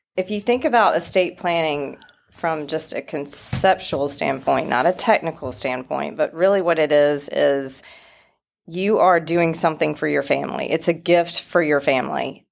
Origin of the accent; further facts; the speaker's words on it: Wilson, North Carolina, United States; I am from Wilson, North Carolina originally. A little bit of an accent still.